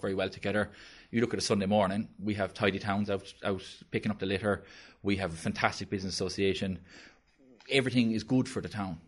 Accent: Blackrock, Munster, Ireland; my home, uh, I'm from Black Rock

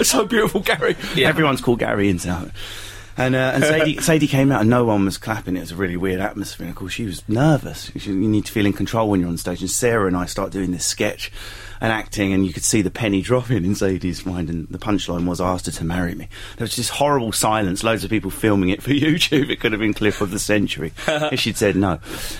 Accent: Enfield, London, United Kingdom; moved away as an adult; now in Westcliff-on-Sea, United Kingdom; All my family are from Westcliff originally. By the time I was born, I was brought up in North London, Enfield.

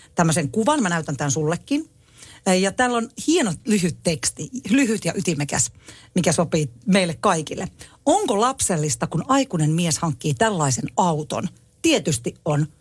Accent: Tampere, Pirkanmaa, Finland; minähän on asunut na- nuoruuteni Tampereella

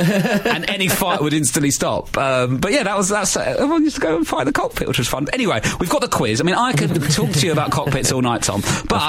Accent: Mottingham, London, United Kingdom; also born or lived in Bromley; I lived in Mottingham.

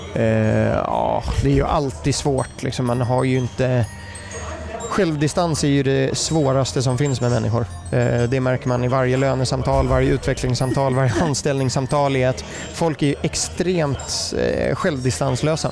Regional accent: Germany; accent: German; first language German; Swedish is a second language; also born or lived in United States; now in Sweden; min bakgrund är jag är född i USA. Mm. Eh, min pappa bodde där, träffade mamma där. Sen är min mamma tysk så då flyttade jag till Tyskland. Eh, uppvuxen där och det är mitt modersmål också

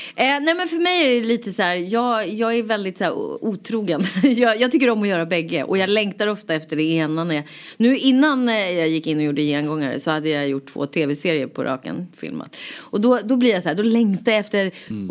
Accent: Rotebro, Stockholm County, Sweden; also born or lived in Solna; jag kommer från Rotebro, eller jag är född i Solna, of mm. course. Men, ja, eh, men sen så växte jag upp i Rotebro, norr om stan

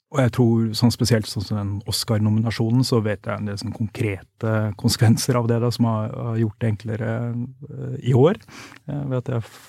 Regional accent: Norway; jeg er jo vokst opp her

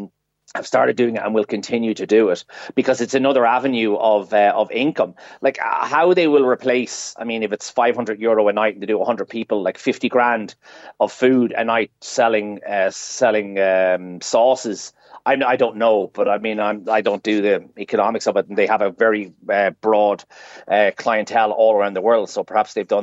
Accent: Ireland; as Irish people

